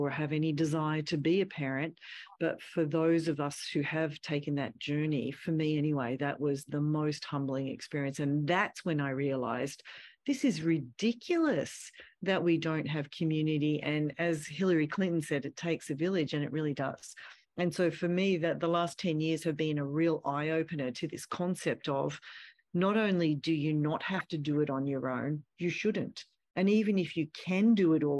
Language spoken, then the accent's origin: English; Australia; moved away as an adult; I'm from Australia.